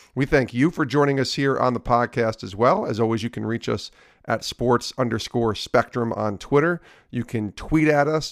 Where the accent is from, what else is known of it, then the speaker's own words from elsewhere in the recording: Albany, New York, United States; I grew up in Albany